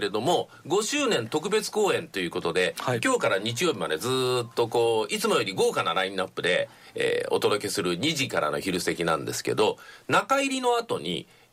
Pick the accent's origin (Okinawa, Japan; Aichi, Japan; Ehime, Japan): Aichi, Japan; Nagoya; moved away; 私生まれは名古屋なんですけど名古屋って面白いエリアで